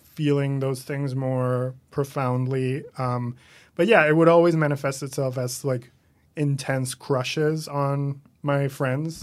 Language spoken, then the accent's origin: English; Caracas, Capital District, Venezuela; moved away as an adult; now in New York, United States; I'm from Venezuela, originally born and raised there